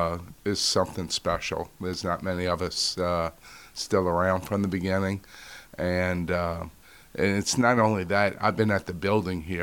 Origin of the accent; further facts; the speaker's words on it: New Orleans, Louisiana, United States; moved away as an adult; now in Florida, United States; I born and raised in New Orleans